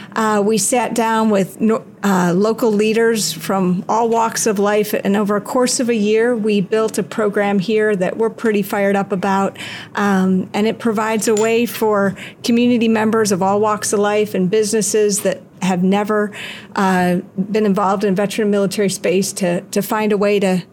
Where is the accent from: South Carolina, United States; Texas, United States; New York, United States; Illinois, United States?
Illinois, United States; Chicago; now in Washington, D.C., United States; I so feel at home here in San Diego, but it is not my hometown. I grew up on the south side of Chicago. I live now outside of Washington, D.C.